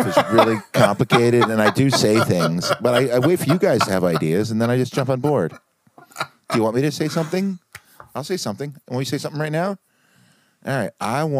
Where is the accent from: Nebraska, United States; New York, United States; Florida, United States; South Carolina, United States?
New York, United States; Brooklyn; You know, there was a time when I was coming up as a younger man growing up in Brooklyn.